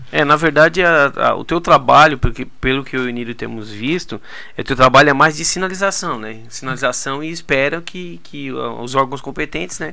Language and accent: Portuguese; Turvo, Brazil; lá na minha cidade, no Turvo, que é a minha cidade natal